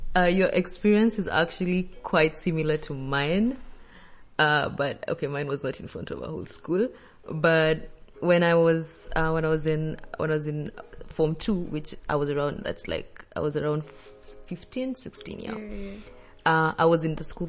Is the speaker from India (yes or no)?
no; Kenya; now in Mauritius; I'm also from Kenya